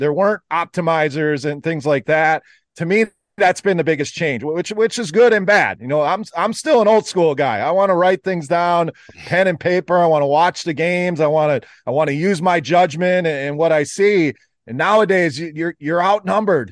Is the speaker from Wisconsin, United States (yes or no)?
yes; Wisconsin, United States; now in Michigan, United States; I actually live in the Michigan area, born and raised in Wisconsin, so still a cheesehead